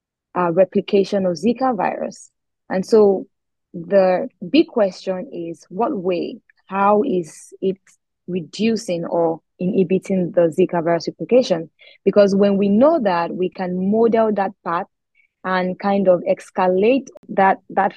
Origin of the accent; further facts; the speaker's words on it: Abeokuta, Ogun State, Nigeria; moved away as an adult; also born or lived in Akure, Ondo State / Lagos; I'm from Nigeria. I schooled in Lagos, but I am originally from Ondo State, Akure to be precise. I lived in another city and another state, Ogun State, and I lived in Abeokuta most of my life